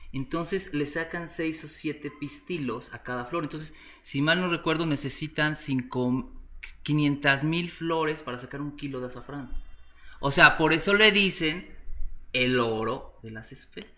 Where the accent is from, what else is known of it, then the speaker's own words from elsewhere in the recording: Puebla, Mexico; also born or lived in Valencia, Spain / Mexico City; Soy mexicano, sí, soy de la ciudad de Puebla, Puebla